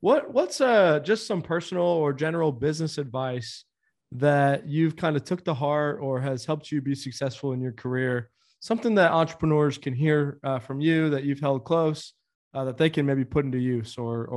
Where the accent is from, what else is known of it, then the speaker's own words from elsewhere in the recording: Austin, Texas, United States; I went to A&M, but I grew up here in Austin.